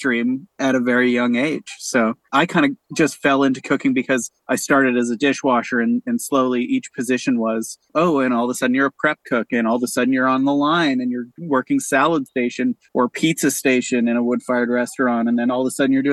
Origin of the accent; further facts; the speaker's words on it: Canada; also born or lived in Winnipeg / Toronto; as a Canadian